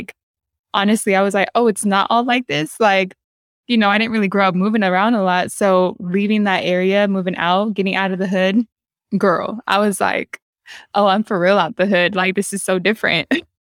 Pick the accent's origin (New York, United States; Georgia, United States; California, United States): California, United States; San Diego; I grew up in San Diego. And still a very different vibe than LA to San Diego, but similar enough where it's that SoCal vibe, but you're growing up in the hood. So people vacation where you live